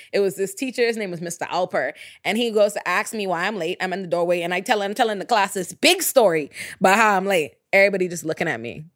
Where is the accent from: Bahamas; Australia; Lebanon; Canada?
Bahamas; Nassau, New Providence; moved away as an adult; now in United States; I'm born and raised in the Bahamas, which is a black majority country